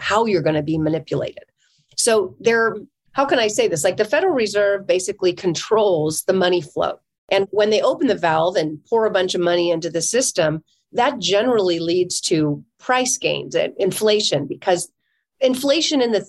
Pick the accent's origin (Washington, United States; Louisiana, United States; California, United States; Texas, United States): California, United States; I'm from California